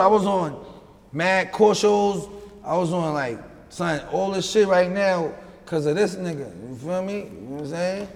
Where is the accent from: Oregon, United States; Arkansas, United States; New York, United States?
New York, United States; New York City; also born or lived in Houston, Texas; I'm from Long Island City, Queens.